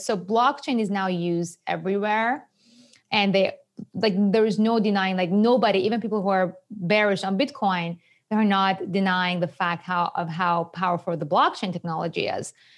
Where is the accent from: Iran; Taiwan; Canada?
Iran; English is a second language; moved away as an adult; also born or lived in Japan; now in New York, United States; I was born and raised in Iran